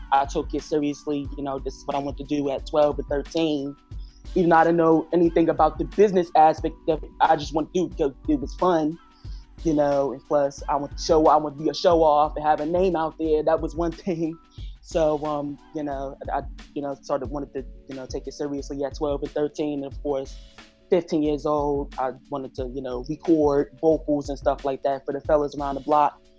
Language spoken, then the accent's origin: English; New York City, New York, United States; moved away; also born or lived in Newcastle; I was born and raised in Harlem first off. And then in 2002, I moved to Newcastle